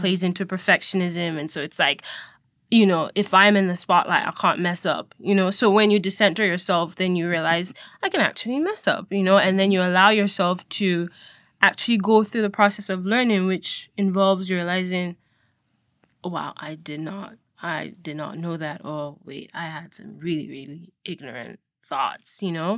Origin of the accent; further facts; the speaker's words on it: Nigeria; now in United States; I was born and raised in Nigeria, and so I grew up Nigerian.